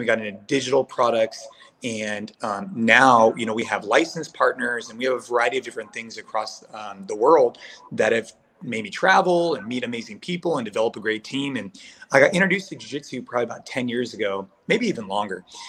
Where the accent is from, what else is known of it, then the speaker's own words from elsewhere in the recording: Bay Area, California, United States; I grew up here in the Bay Area. So I'm in California